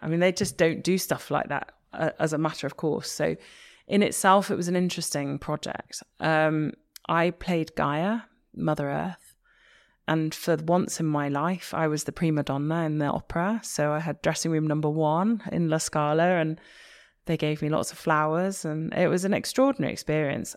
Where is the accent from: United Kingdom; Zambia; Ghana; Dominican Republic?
United Kingdom; Liverpool, North West England; I'm from Liverpool